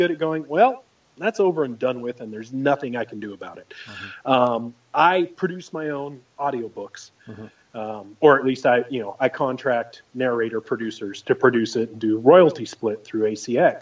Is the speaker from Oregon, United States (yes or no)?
yes; Oregon, United States; I grew up in Oregon